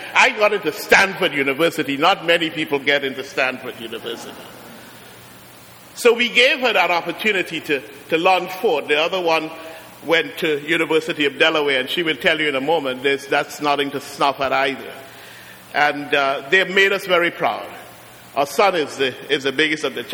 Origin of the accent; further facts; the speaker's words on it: Trinidad & Tobago; also born or lived in Brooklyn, New York; now in Trenton, United States; I'm from Trinidad